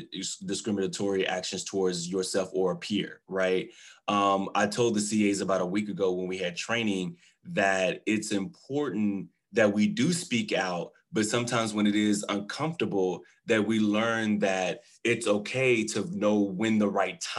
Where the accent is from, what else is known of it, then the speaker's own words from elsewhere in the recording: Waco, Texas, United States; I'm born and raised Texas. I'm from Waco, Texas